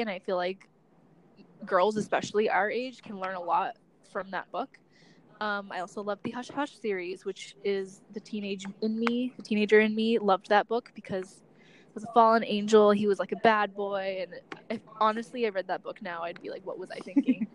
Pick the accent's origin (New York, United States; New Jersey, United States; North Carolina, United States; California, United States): California, United States; Southern; moved away as an adult; now in Washington, D.C., United States; I'm from Southern California